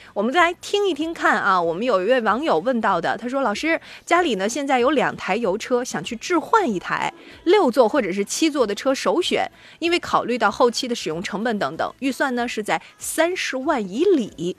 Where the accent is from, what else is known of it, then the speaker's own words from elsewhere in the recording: Shandong, China; 像我们山嗯。东人